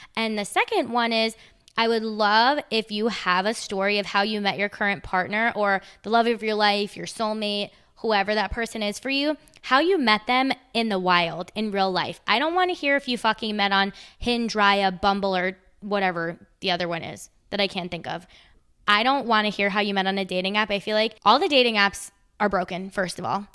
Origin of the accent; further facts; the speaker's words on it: United States; also born or lived in Charlotte, North Carolina; I'm American